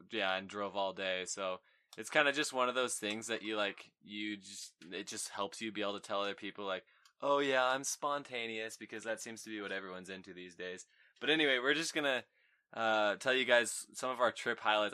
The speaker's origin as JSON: {"language": "English", "town": "Layton", "region": "Utah", "country": "United States", "tie": "born or raised there", "said": "I'm from Layton."}